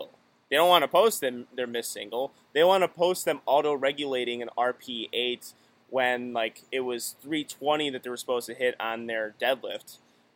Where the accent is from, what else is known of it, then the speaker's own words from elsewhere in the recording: Illinois, United States; I'm from Illinois